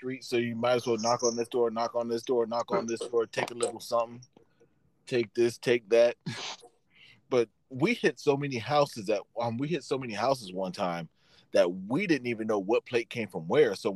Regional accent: Sangaree, South Carolina, United States; growing up in Sangaree

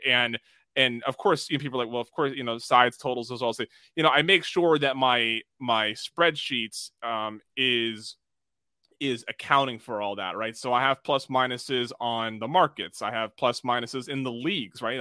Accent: United States

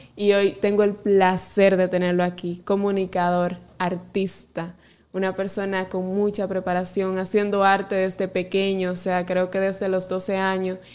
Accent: Salcedo, Hermanas Mirabal, Dominican Republic; directamente desde mi pueblo Salcedo

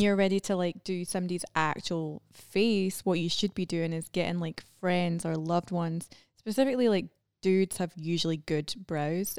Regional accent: Scotland, United Kingdom; moved away as an adult; also born or lived in London; now in United States; I moved from Scotland to London

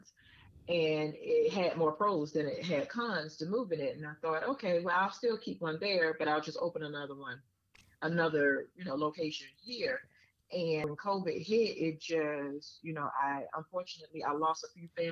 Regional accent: Richmond, Virginia, United States; moved away as an adult; now in Atlanta, United States; my hometown of Virginia

